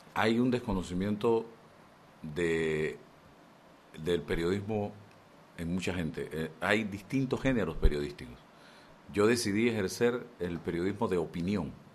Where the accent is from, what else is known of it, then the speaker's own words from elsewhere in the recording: Chitré, Herrera, Panama; moved away as an adult; yo vengo de Chitré, de un hogar, papá, mamá